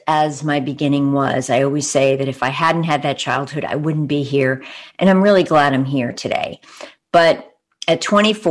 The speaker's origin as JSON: {"language": "English", "area": "Long Island", "region": "New York", "country": "United States", "tie": "born or raised there", "moved": "as an adult", "lives_now": "Bay Area, United States", "said": "I'm from Long Island, New York"}